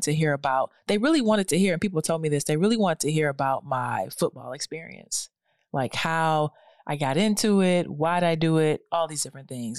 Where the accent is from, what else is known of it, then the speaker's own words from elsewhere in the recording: Detroit, Michigan, United States; moved away; Detroit, my hometown.